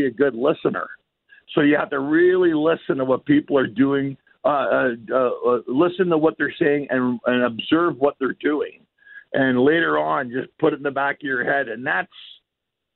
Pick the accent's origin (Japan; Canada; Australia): Canada; moved away as an adult; now in Los Angeles, United States; a Canadian living in La La Land